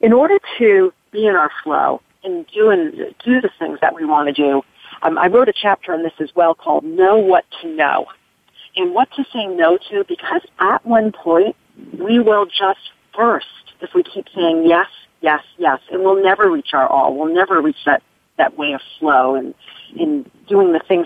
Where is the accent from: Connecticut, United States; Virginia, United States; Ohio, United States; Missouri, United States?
Connecticut, United States; near Hartford; I grew up in Connecticut, right near Hartford